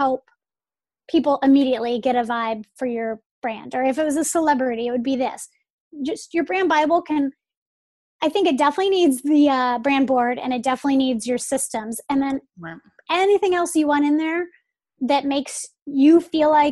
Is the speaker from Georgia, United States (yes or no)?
yes; Atlanta, Georgia, United States; moved away as an adult; now in St. Petersburg, United States; I grew up in Atlanta